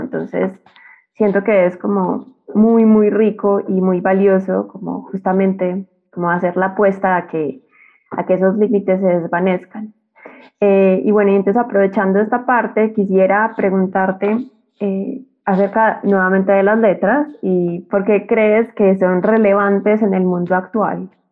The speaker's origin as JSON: {"language": "Spanish", "country": "Colombia", "moved": "as an adult", "lives_now": "Mexico City, Mexico", "said": "soy una colombiana que vive en Ciudad de México y me vine a estudiar acá la maestría"}